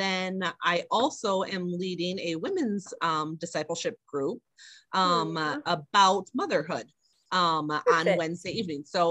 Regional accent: Illinois, United States; moved away as an adult; now in Wisconsin, United States; I'm from Illinois before

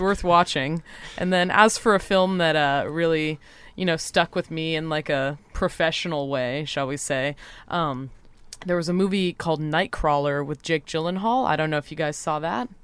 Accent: Santa Cruz, California, United States; I'm from Santa Cruz, California

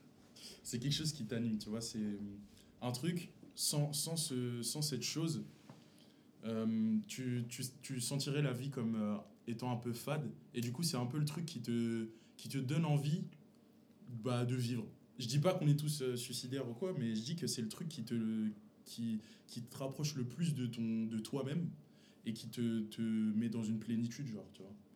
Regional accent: Paris region, Seine-Saint-Denis, Île-de-France, France; on vient tous de la région parisienne.

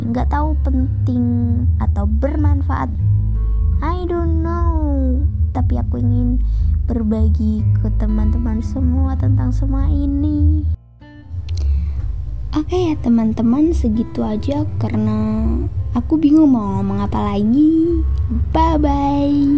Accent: Indonesia; first language Javanese; Indonesian is a second language; aku cukup bangga sih sama bahasa daerahku sendiri juga yaitu bahasa Jawa

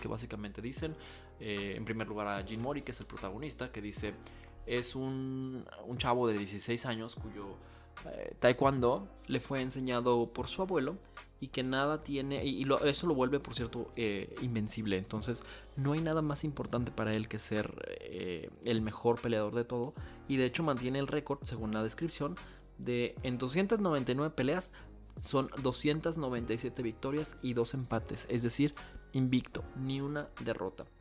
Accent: Mexico; soy mexicano

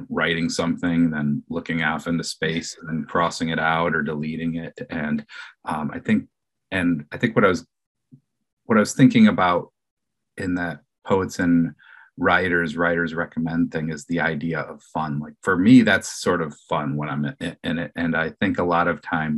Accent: Detroit, Michigan, United States; moved away; I'm originally from Detroit

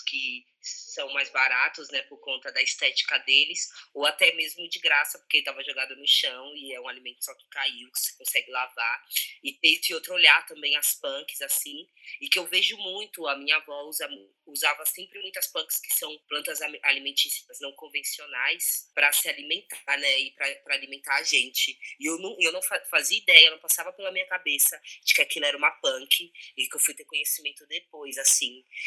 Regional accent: São Paulo, Brazil; sou da Zona Leste de São Paulo, da favela da Ilha

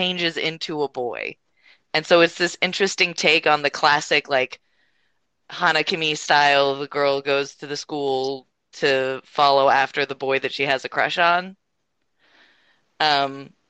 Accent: Japan; now in North America; I was born in Japan and I was raised on like Japanese kids shows

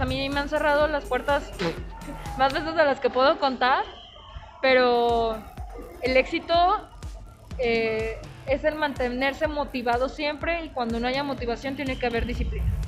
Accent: Mexico; el mestizaje que tengo yo como libanesa y también como mujer mexicana

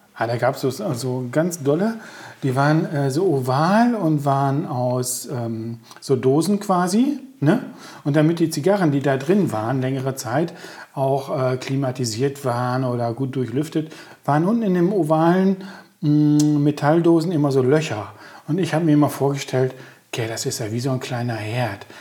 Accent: Coesfeld, North Rhine-Westphalia, Germany; Ich bin ja auf der Hamsgasse groß geworden

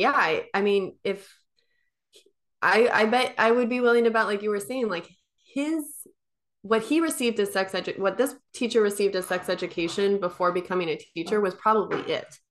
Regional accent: Midwest, United States; I grew up in the Midwest

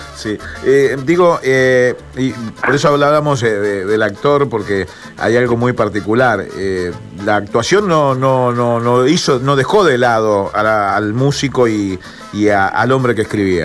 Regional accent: Santa Fe, Argentina; como santafesino

